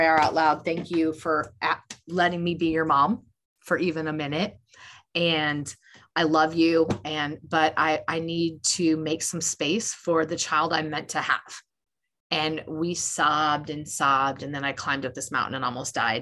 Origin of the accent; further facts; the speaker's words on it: Des Moines, Iowa, United States; moved away; I'm from Des Moines, Iowa originally.